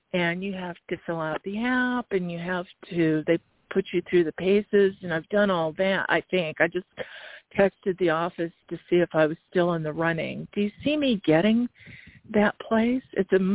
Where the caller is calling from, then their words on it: Arizona, United States; …. Thank you. … from Arizona.